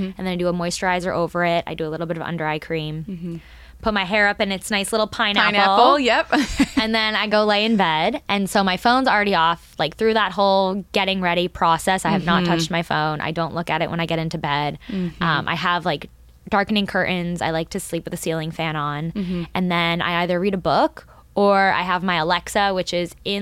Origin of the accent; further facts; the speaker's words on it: Boston, Massachusetts, United States; I grew up in Boston